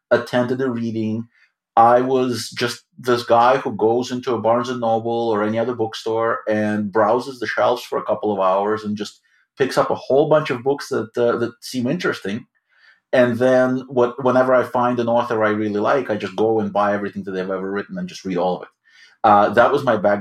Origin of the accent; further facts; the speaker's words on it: Odesa, Odesa Oblast, Ukraine; English is a second language; now in New York, United States; I grew up in Odessa, Ukraine